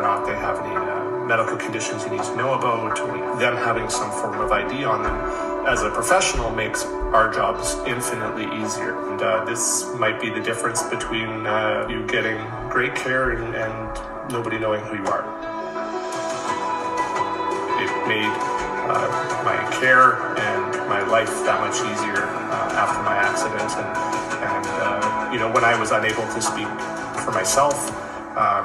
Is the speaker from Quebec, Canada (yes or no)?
no; Calgary, Alberta, Canada; I hail from Calgary, Alberta, in Canada.